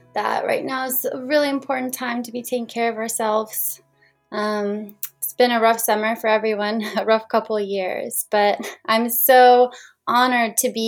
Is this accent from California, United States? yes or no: yes; Marin County, California, United States; also born or lived in San Diego, California; So I am from Marin County, California. That is right across the Golden Gate Bridge from San Francisco. I lived there for 18 years.